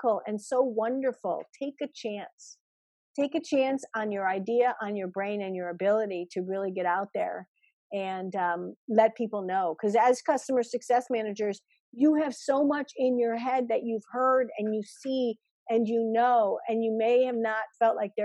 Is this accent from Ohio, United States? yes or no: no; Chicago, Illinois, United States; I grew up in Chicago.